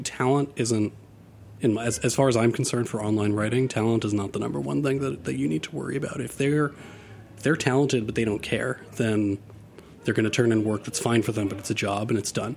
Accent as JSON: {"language": "English", "town": "New York City", "region": "New York", "country": "United States", "tie": "born or raised there", "said": "when I was growing up in Queens, almost none of my friends were white"}